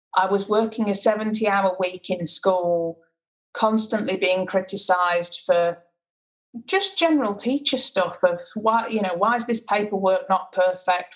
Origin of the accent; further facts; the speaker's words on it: Sheffield, Yorkshire and the Humber, United Kingdom; also born or lived in Macclesfield, England; I was born in Macclesfield in in the UK and moved to Sheffield when I was about four. So my whole life, I've pretty much been in Sheffield.